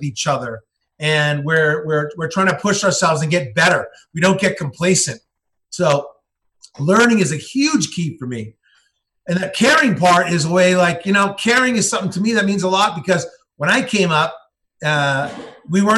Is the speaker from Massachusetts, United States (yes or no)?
yes; Billerica, Massachusetts, United States; I'm from Boston. I was raised outside of Boston in a little town, Billerica, Massachusetts.